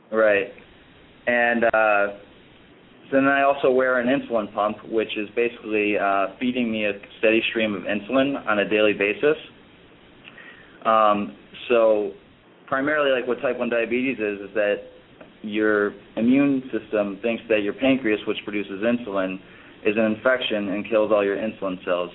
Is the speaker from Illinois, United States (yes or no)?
yes; Chicago, Illinois, United States; also born or lived in Florida; I'm originally from Chicago